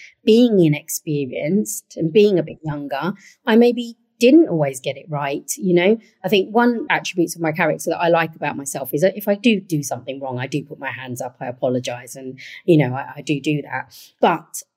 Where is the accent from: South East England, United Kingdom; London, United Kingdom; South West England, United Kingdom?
London, United Kingdom; one of the boroughs I look after is Waltham Forest, where I was born and raised